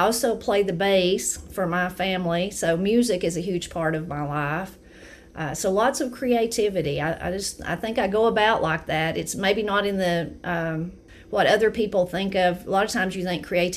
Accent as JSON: {"language": "English", "town": "Brasstown", "region": "North Carolina", "country": "United States", "said": "I'm from Brasstown, North Carolina."}